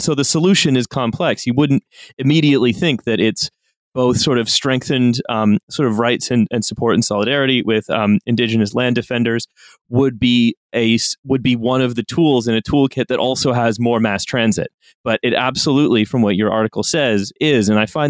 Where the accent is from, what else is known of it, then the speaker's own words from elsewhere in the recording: Canada; as a Canadian